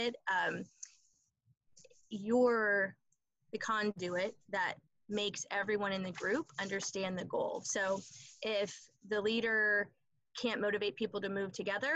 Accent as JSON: {"language": "English", "town": "Palmer", "region": "Iowa", "country": "United States", "tie": "born or raised there", "said": "I grew up in Palmer, Iowa, small, typical Midwestern town that cannot get any better"}